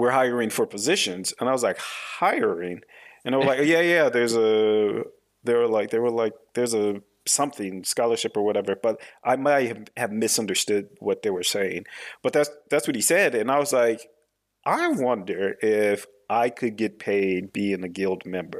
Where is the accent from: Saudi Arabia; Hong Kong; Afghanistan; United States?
United States; Washington; now in Normandy, France; I live in France now. I live in Normandy, but I am from America. I was born in Washington State.